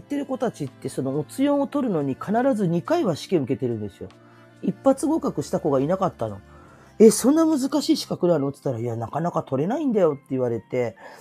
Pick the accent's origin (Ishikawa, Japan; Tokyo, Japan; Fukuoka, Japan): Fukuoka, Japan; Kurume; moved away; also born or lived in Chiba; 私の地元の久留米